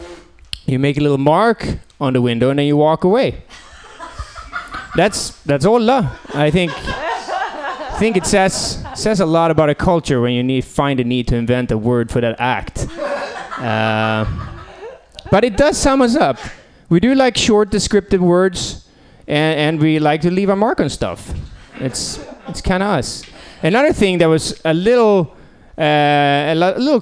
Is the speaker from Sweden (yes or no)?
yes; Sweden; also born or lived in San Francisco; now in Portland, United States; I actually came all the way from Sweden